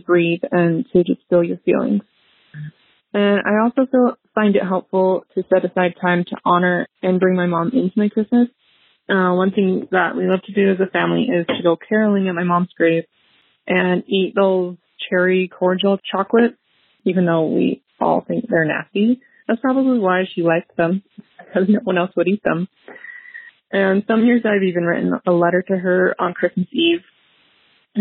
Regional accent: Northern Utah, United States; I'm from Northern Utah

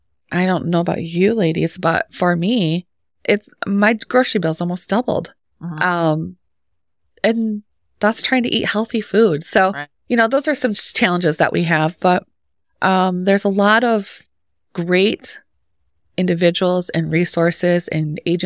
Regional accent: St. Johns, Michigan, United States; moved away; I'm a transplant, but not from far. I'm from Clinton County. So the St. John's area.

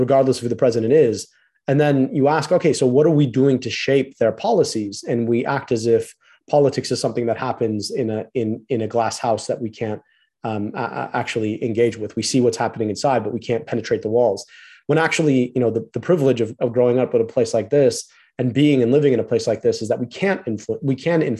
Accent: United States; I was born in the United States of America, because I got to grow up here

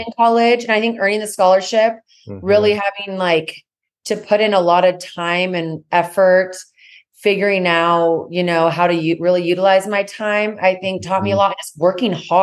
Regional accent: Santa Maria, California, United States; born or raised there; moved away as an adult; now in Texas, United States

